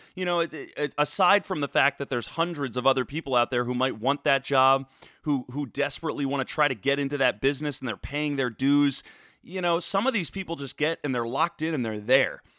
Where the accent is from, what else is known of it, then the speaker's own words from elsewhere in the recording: Cherry Hill, New Jersey, United States; moved away as an adult; also born or lived in Philadelphia / New York City; now in Austin, United States; born in Philadelphia, raised in Cherry Hill.